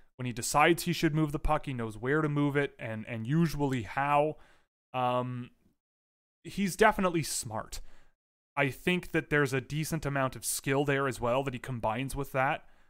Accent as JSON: {"language": "English", "country": "Canada", "said": "We are extraordinarily Canadian"}